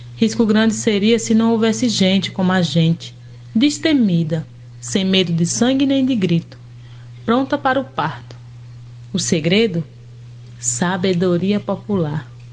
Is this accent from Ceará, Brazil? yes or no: yes; Chico Gomes community, Ceará, Brazil; também sou aqui da comunidade do Chico Gomes